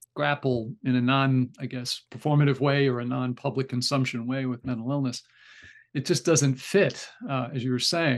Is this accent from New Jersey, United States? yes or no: yes; Newark, New Jersey, United States; I grew up right outside of Newark, New Jersey